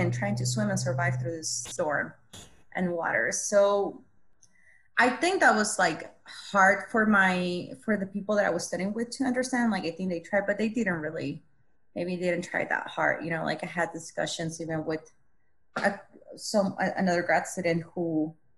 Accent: Mexico; first language Spanish; English is a second language; moved away; also born or lived in Texas border region, United States / Austin, Texas, United States; I was raised in Mexico and then I came to Texas La Frontera.

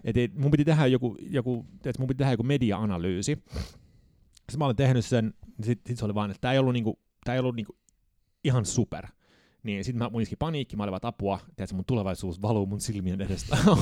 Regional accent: Södertälje, Stockholm County, Sweden; accent: Sweden Finnish; moved away as an adult; now in Finland; päädy sitten Södeteljeen ja siellä mä synnyin tota, 79. Ja suomalaisessa luokassa tietenkin olin

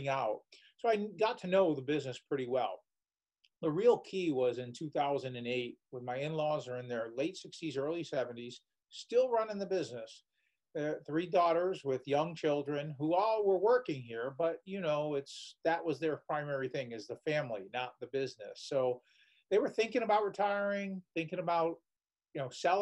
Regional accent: Waterbury, Connecticut, United States; moved away as an adult; I was born and raised in Waterbury, Connecticut

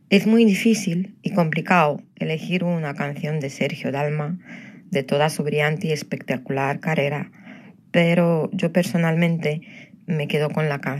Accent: Robledo de Chavela, Community of Madrid, Spain; te vi actuar aquí, en mi pueblo, en las fiestas patronales de Robledo de Chabela

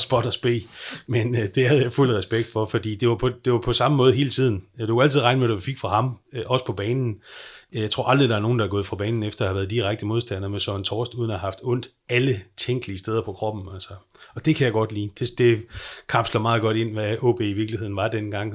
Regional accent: Skagen, North Denmark Region, Denmark; also born or lived in Aalborg; jeg er vokset op i Skagen

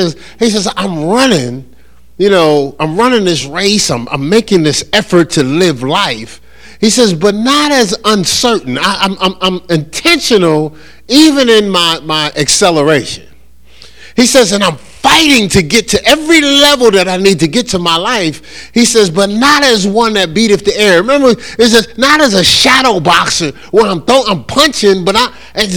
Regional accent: New Jersey, United States; I'm from New Jersey

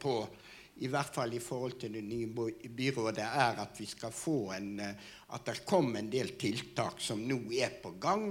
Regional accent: Oslo, Norway; jeg kom fra Frogner

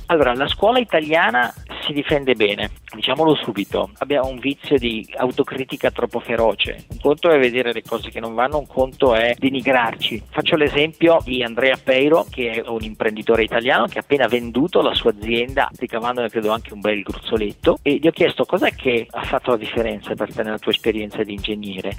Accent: Tione di Trento, Trentino-Alto Adige, Italy; moved away as an adult; also born or lived in Israel / Germany; now in San Francisco, United States; Sono cresciuto a Tione, ho fatto il liceo scientifico

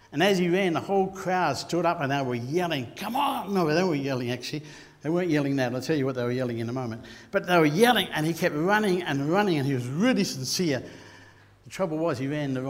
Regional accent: Queensland, Australia; I'm a Queenslander

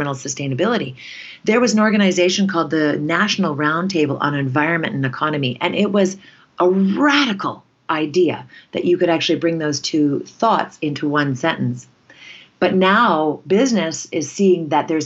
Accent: Canada; in our culture as Canadians

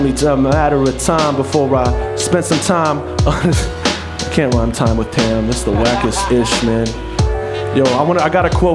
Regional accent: New Jersey, United States; moved away as an adult; also born or lived in New York / Kansas City, Kansas / Lawrence, Kansas; now in New Mexico, United States; I was born in New York, okay. And I grew up in New Jersey

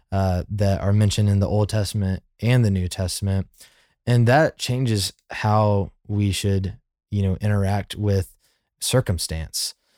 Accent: Birmingham, Alabama, United States; growing up in Birmingham, Alabama

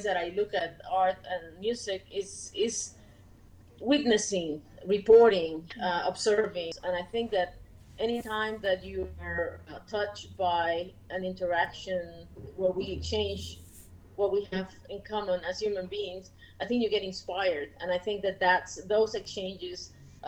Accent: Puerto Rico; moved away; I'm originally from Puerto Rico

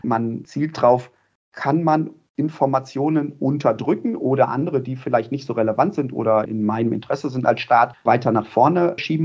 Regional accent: Ruhr area, North Rhine-Westphalia, Germany; ich komme aus dem Ruhrpott

